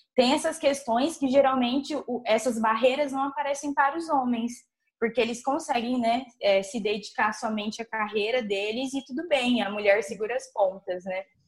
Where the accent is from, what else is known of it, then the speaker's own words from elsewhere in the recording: Nova Andradina, Mato Grosso do Sul, Brazil; moved away; sou de uma cidade, vim de Nova Andradina, cidade de interior.